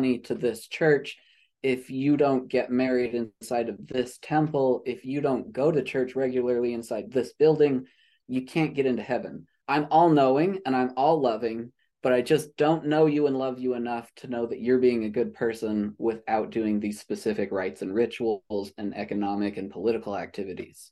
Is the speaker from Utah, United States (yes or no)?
yes; Utah, United States; I was born and raised in Utah